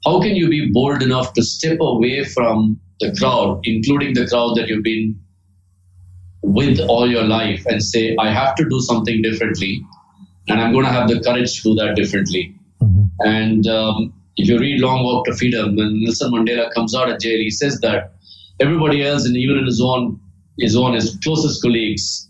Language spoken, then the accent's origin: English; India; I grew up in India